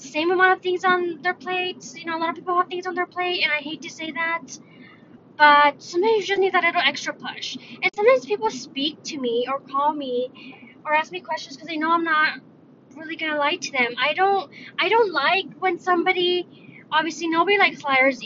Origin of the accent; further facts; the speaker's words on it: United States; I'm Mexican. I was born in the States, so I'm Mexican-American